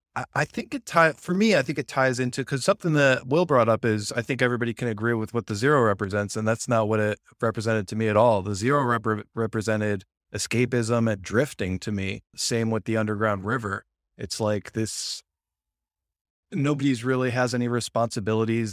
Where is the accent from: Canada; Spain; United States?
United States; I'm American